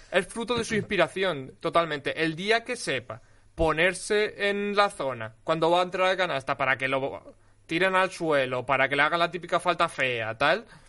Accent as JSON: {"language": "Spanish", "town": "Alicante", "region": "Valencian Community", "country": "Spain", "said": "yo soy de Alicante"}